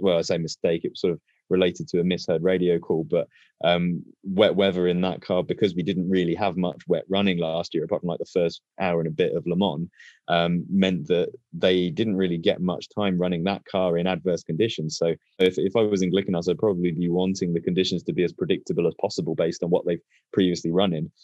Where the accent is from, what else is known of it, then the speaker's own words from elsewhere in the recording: United Kingdom; as a Brit